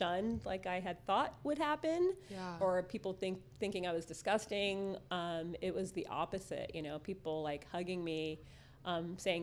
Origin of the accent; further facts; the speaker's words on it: San Fernando Valley, California, United States; now in San Diego, United States; I grew up in the San Fernando Valley